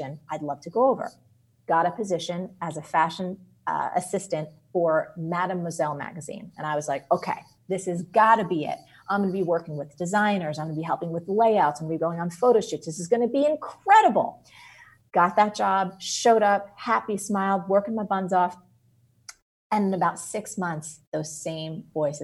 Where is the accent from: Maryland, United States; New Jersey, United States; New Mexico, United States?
New Jersey, United States; I'm from New Jersey